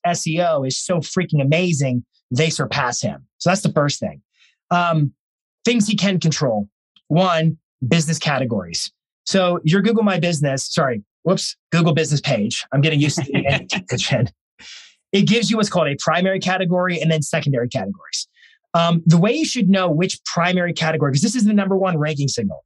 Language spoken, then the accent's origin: English; Lynchburg, Virginia, United States; I grew up there